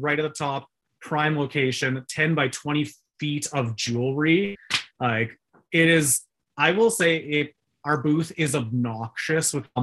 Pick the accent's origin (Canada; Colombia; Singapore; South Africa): Canada; because we're Canadian, so .ca.